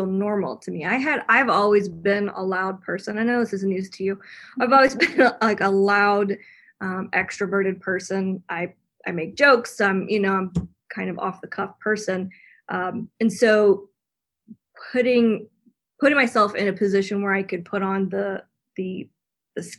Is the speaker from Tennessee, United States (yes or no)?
yes; Tennessee, United States; I'm from Tennessee